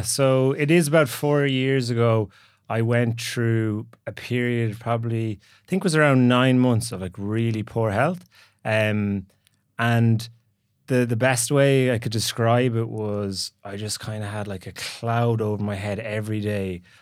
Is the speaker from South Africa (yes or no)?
no; Galway, Connacht, Ireland; moved away as an adult; also born or lived in San Francisco / Dublin; I'm from Galway originally